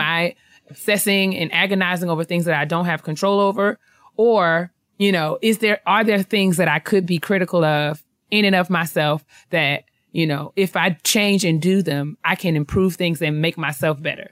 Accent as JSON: {"language": "English", "region": "New York", "country": "United States", "tie": "born or raised there", "said": "I'm from New York. I lived there my whole life"}